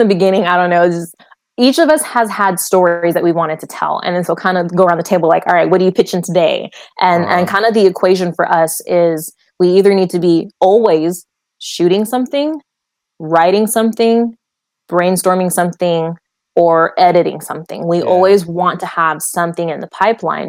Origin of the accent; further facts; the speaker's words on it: Fairfield, United States; I grew up in Fairfield